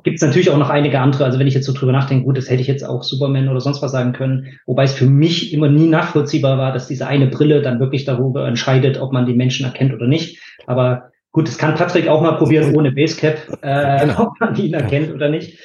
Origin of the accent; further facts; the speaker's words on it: Bad Lobenstein, Thuringia, Germany; moved away as an adult; also born or lived in Nuremberg; now in Weinheim, Germany; Da komme ich auch nicht ursprünglich her. Ich komme aus Thüringen, habe dann 15 Jahre äh, bei Nürnberg gelebt